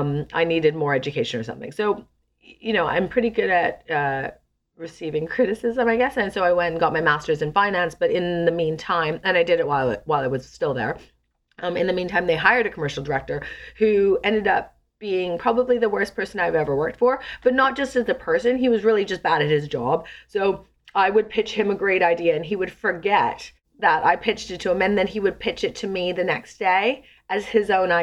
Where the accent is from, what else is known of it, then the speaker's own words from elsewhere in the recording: a small suburb outside of Vancouver, British Columbia, Canada; moved away as an adult; also born or lived in London, United Kingdom; I come from a small suburb outside of Vancouver in Canada